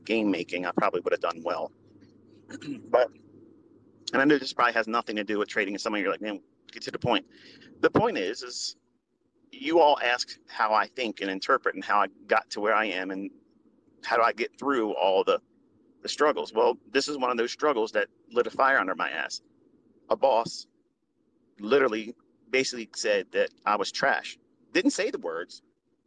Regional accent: Middle River, Maryland, United States; I'm from Middle River, which is across the street, basically, from Essex, which is down the street from Dundalk, Maryland. Okay. And they are like the armpits of Maryland. Okay. As far as like white trash, like that's the areas where you see it from. And I can say that because I came up from it

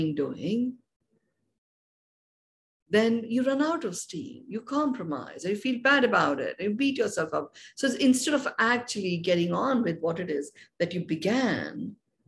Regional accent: India; I was born and brought up in India

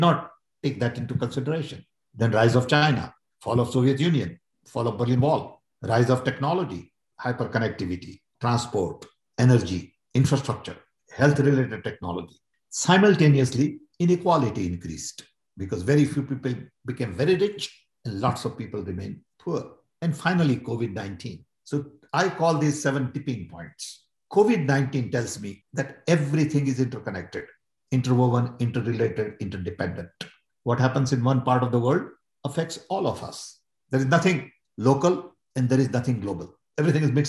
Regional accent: India; I'm Indian

